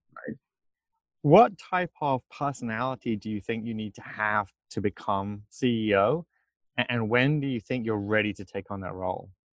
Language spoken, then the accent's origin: English; England, United Kingdom; moved away as an adult; now in United States; I'm from England